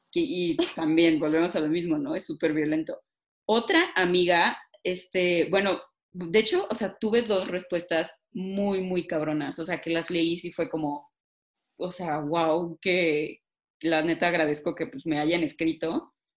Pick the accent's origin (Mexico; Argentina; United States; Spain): Mexico; siendo mujeres mexicanas